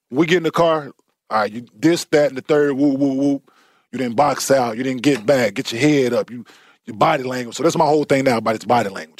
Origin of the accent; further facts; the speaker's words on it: Dallas, Texas, United States; I grew up in Dallas